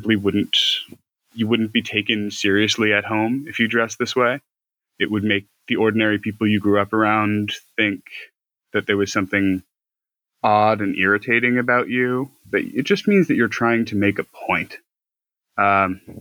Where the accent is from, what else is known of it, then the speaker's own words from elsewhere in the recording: United States; also born or lived in Ireland; I went to university in Ireland, but I'm American